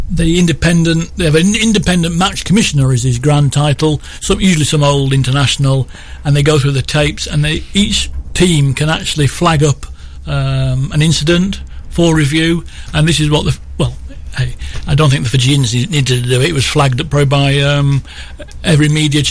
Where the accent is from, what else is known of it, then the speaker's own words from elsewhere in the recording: England, United Kingdom; I'm an Englishman